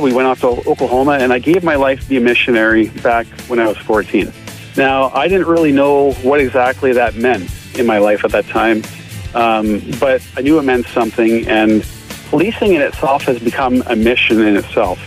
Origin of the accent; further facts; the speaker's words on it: Barrie, Ontario, Canada; moved away as an adult; now in Alberta, Canada; I grew up in Barrie, Ontario